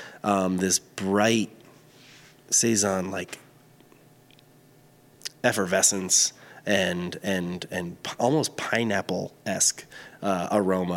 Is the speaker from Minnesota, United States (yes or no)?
no; the southern Berkshires, northwest corner of Connecticut, United States; I grew up in the northwest corner of Connecticut, the southern Berkshires